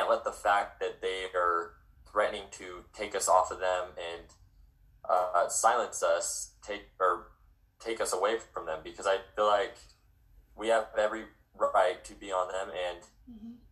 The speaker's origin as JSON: {"language": "English", "region": "Utah", "country": "United States", "said": "I'm from Utah"}